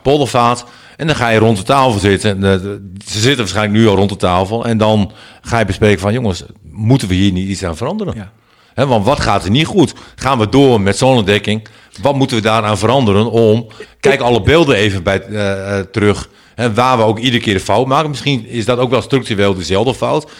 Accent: Netherlands; wij als Nederlanders

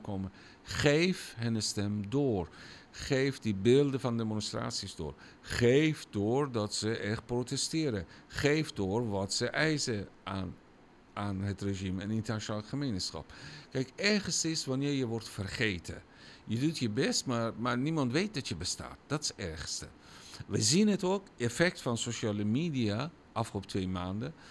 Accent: Iran; Dutch is a second language; moved away as an adult; now in Netherlands; het land waar ik vandaan kom

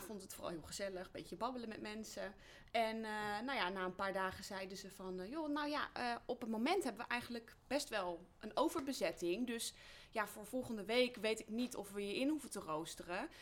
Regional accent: Betuwe, Gelderland, Netherlands; Ik kom uit de Betuwe, uit een eh, nou ja, niet noemenswaardig klein dorpje.

